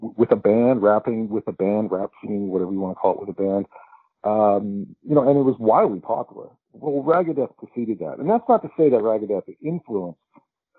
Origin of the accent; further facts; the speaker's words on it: West Coast, Canada; moved away; when I was a kid growing up on the West Coast